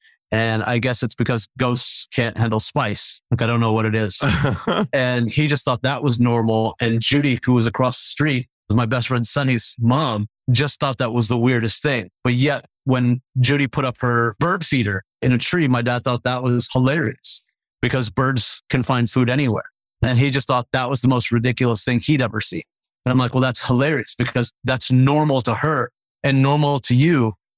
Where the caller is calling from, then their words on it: Addison, Texas, United States; Addison, Texas, which is about, Mesquite would be about 15 miles